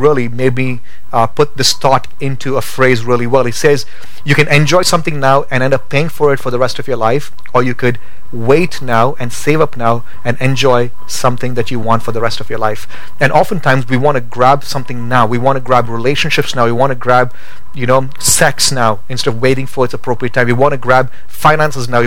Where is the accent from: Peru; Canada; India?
India; moved away as an adult; now in Boise, United States; Growing up in India